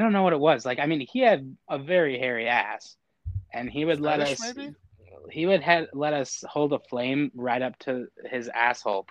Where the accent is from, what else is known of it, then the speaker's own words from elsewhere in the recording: Northwest Indiana, United States; moved away as an adult; now in Chicago, United States; I'm from like pretty much Chicagoland, Indiana